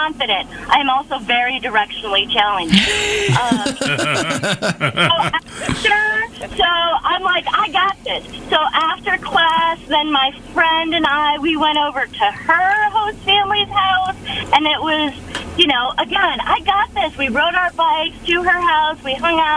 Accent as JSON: {"language": "English", "country": "United States", "said": "I'm American"}